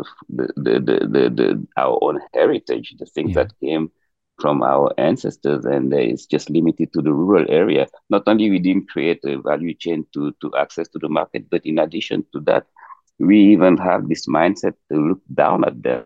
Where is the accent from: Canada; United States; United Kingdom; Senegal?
Senegal; Dakar; moved away; also born or lived in Casamance; I'm born and raised in Dakar